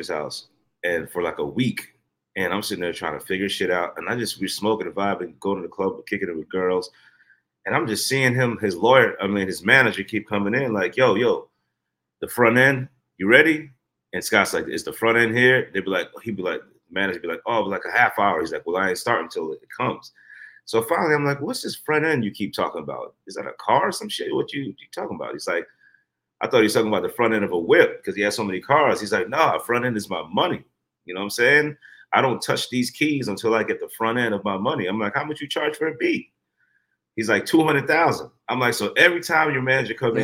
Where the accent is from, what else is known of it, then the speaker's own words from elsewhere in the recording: Guyana; also born or lived in Brooklyn, New York, United States; now in United States; I'm not American. I came from Guyana, South America. So when I first came to America, I moved to Brooklyn.